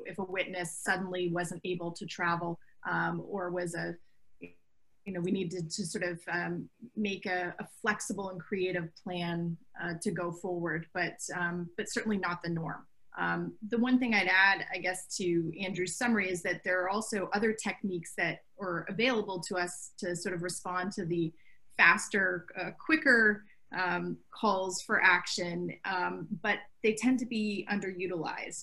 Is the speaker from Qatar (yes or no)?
no; Canada; moved away as an adult; now in Brooklyn, United States; I'm a Canadian, uh, and I've been here for about 20 years